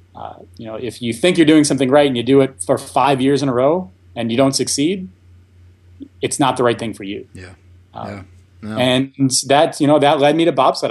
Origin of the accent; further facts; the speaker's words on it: Buffalo, New York, United States; moved away as an adult; also born or lived in Florida; born and raised in Buffalo